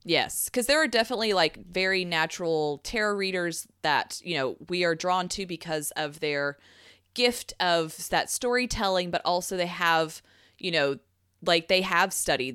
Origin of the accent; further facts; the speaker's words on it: Southeastern United States, United States; I was raised in the South of America, not South America